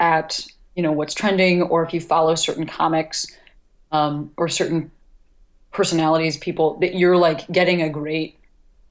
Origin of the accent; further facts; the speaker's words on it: United States; as an American